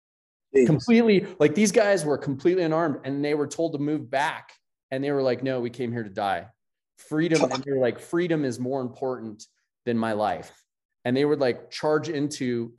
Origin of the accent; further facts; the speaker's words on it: United States; as an American